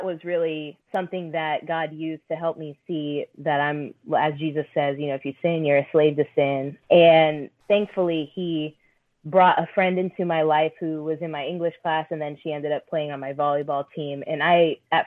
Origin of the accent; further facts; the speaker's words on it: Orlando, Florida, United States; also born or lived in Philippines; now in Tampa, United States; I grew up in Orlando.